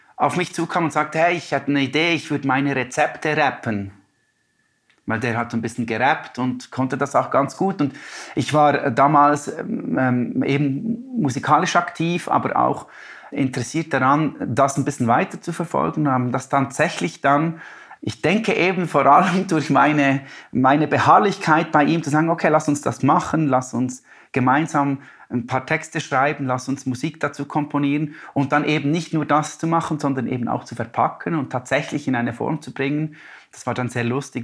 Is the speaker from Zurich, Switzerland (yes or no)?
no; Biel, Bern, Switzerland; born or raised there; also born or lived in Denmark